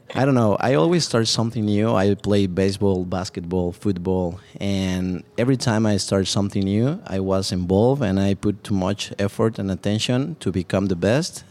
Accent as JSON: {"language": "English", "region": "Mexico City", "country": "Mexico", "tie": "born or raised there", "also_born_or_lived": "Cancun, Mexico", "moved": "as an adult", "lives_now": "Dallas, United States", "said": "born and raised in Mexico City"}